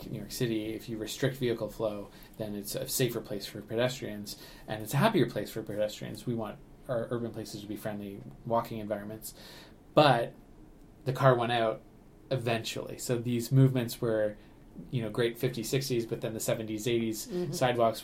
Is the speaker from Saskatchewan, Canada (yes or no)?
no; Ottawa, Ontario, Canada; moved away as an adult; now in St. Catharines, Canada; I grew up in Ottawa, and I also grew up in the country